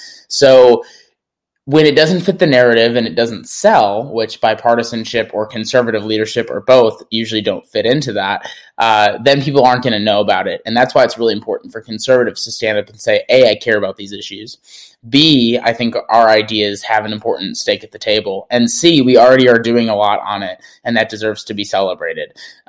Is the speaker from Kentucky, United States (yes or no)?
no; Appleton, Wisconsin, United States; accent: Wisconsin; now in Seattle, United States; president and founder of ACC, and I grew up in Appleton, Wisconsin, and I currently live in Seattle, Washington.